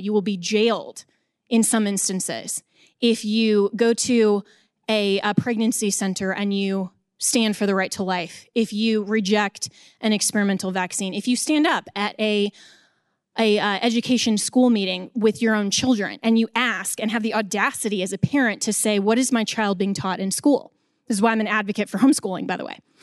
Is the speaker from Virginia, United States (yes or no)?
no; Colorado, United States; in my home state of Colorado